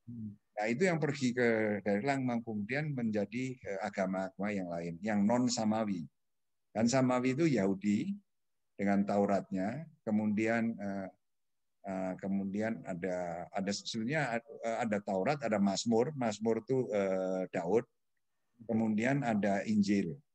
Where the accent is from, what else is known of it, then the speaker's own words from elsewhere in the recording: Magelang, Central Java, Indonesia; Kebetulan saya ini orang Magelang ya kan. Ya. Gunung Tidar di sana.